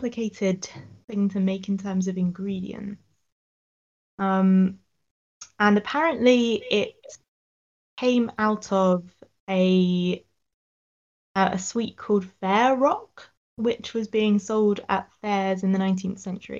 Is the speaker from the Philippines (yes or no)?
no; Sussex, South East England, United Kingdom; I'm from Sussex